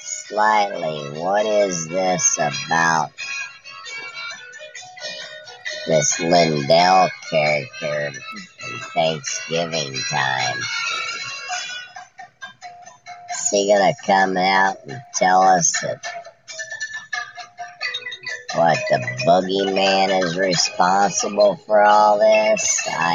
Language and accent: English; Idaho, United States; I'm from Idaho.